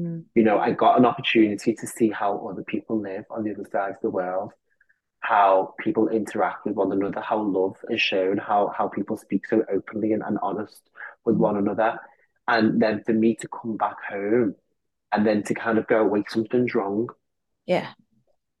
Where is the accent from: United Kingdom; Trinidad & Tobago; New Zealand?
United Kingdom; Liverpool, North West England; I grew up in Liverpool